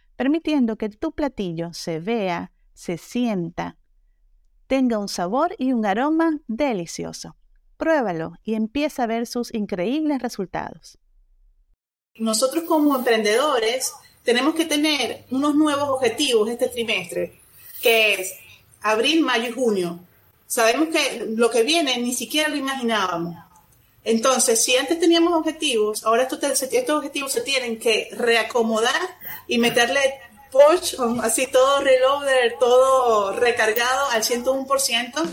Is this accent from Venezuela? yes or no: yes; Venezuela; moved away as an adult; now in Monterrey, Mexico; soy venezolana, tengo aquí en Monterrey, México, más de 13 años ya